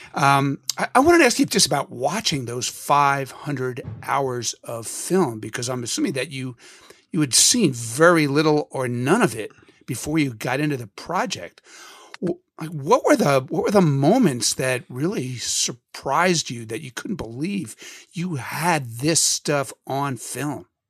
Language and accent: English; Philadelphia, Pennsylvania, United States; both of us growing up in Philadelphia